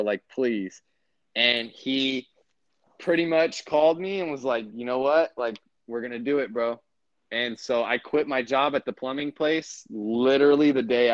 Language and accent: English; United States; moved away as an adult; now in Kansas City, United States; It's like 45 to like 50 minutes away from, like, my hometown up to downtown Kansas City